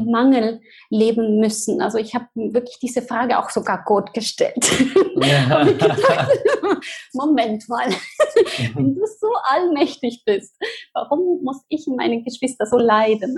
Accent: Argentina; German is a second language; moved away; Ich bin ähm, in Argentinien geboren, in eine ganz ähm, wunderschönen Familie

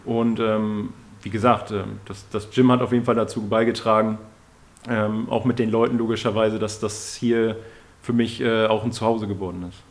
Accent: Emsland, Lower Saxony, Germany; moved away; bei uns in meinem Heimatort, äh, im Emsland

